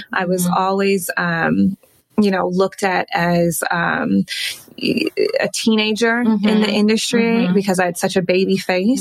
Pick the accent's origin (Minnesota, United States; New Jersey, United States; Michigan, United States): Michigan, United States; Detroit; moved away as an adult; also born or lived in Chicago / New York; now in Los Angeles, United States; I'm from Detroit, mm-hmm. Um, born and raised